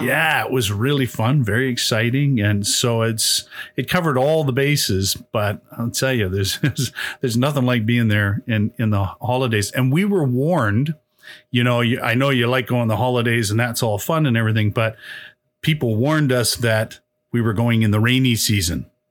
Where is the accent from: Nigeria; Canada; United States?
Canada; Calgary, Alberta; also born or lived in Toronto, Canada; now in Brampton, Canada; I grew up in a, uh, ca, a place called Calgary